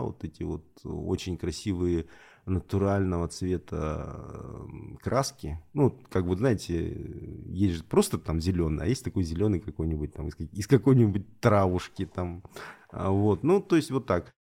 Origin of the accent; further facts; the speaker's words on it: Elista, Kalmykia, Russia; also born or lived in Rostov-on-Don, Russia / Salsky District, Rostov Oblast (ancestry); это моя родина. Я родился, коренной листинец